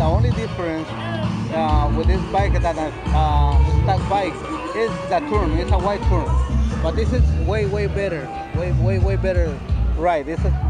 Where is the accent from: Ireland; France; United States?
United States; El Monte, California; I came from HGV, San Gabriel Valley. I'm from El Monte, so we came to HGV